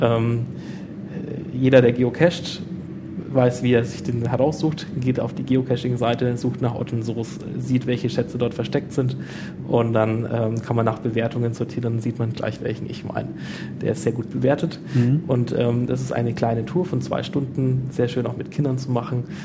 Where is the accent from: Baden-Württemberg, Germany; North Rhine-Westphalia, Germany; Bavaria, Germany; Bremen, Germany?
Bavaria, Germany; Nuremberg; als Nürnberger